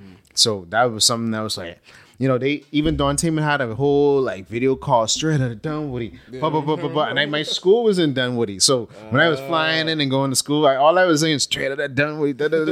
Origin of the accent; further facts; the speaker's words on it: Bahamas; also born or lived in Atlanta, United States; I started to break outside of this box that growing up in the Bahamas, that sort of place on your mind, not really physically. I mean, we live on a small island, but we think on a small island too.